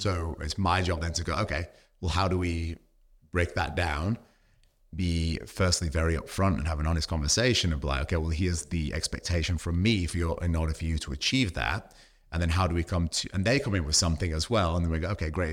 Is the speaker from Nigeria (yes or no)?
no; United Kingdom; now in Australia; being British